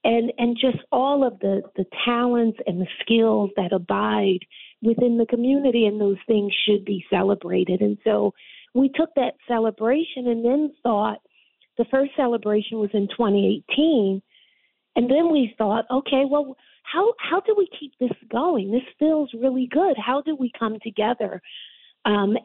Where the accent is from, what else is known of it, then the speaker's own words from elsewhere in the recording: Philadelphia, Pennsylvania, United States; now in Waterbury, United States; I'm from Philadelphia